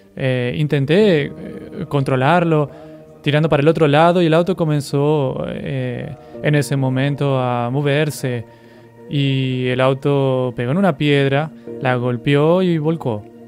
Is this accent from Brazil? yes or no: yes; Mato Grosso do Sul, Brazil; moved away as an adult; also born or lived in Pernambuco; yo soy natural de Mato Grosso